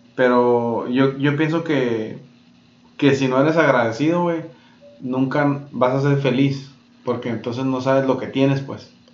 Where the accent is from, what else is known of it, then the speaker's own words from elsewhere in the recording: Mexico; nosotros que somos pues mexicanos